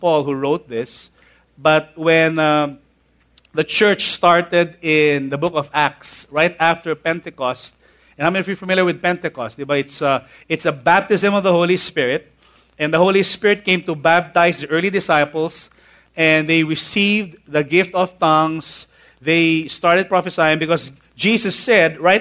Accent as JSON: {"language": "English", "town": "Manila", "region": "Metro Manila", "country": "Philippines", "tie": "born or raised there", "said": "I grew up basically in Tondo"}